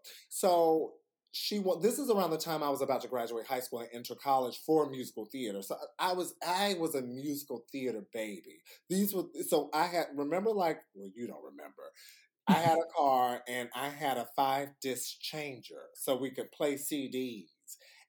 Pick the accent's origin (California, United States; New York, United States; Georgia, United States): Georgia, United States; Yes, I'm from Georgia, don't do me.